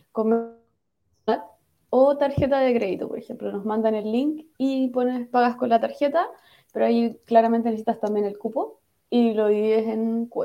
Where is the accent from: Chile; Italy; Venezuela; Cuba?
Venezuela; soy venezolana, tengo tres años con la misma empresa, pero estoy en espera de visa.